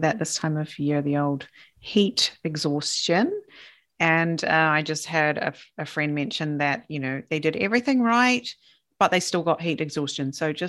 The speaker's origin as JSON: {"language": "English", "region": "Southland", "country": "New Zealand", "moved": "as an adult", "lives_now": "Japan", "said": "I'm from Southland. It doesn't get that hot there, see."}